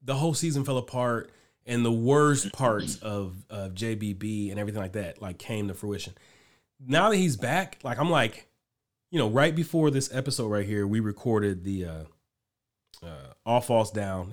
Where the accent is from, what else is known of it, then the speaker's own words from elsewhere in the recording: Cleveland, Ohio, United States; we're from Cleveland